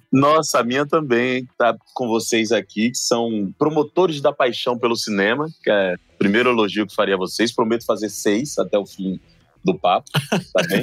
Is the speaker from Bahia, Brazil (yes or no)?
yes; Salvador, Bahia, Brazil; Lá na Bahia, em Salvador, tudo bem que é minha terra